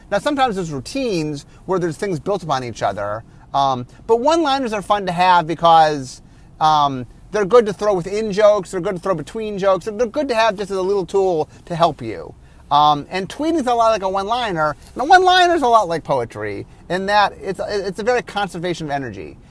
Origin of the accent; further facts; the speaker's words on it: Cleveland, Ohio, United States; I grew up in Cleveland